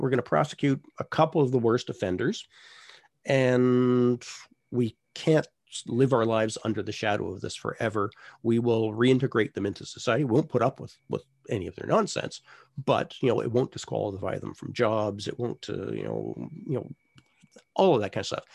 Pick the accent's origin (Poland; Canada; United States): Canada